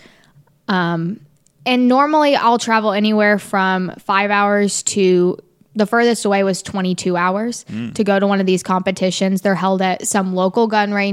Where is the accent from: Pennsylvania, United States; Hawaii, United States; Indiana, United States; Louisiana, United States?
Indiana, United States; Central; I grew up in Central Indiana